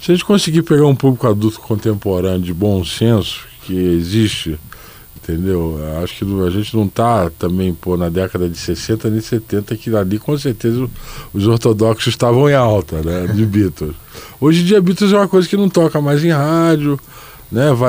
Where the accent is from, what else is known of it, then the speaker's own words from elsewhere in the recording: Rio de Janeiro, Brazil; now in São Paulo, Brazil; eu sou carioca, eu posso dizer, eu moro em São Paulo há muitos anos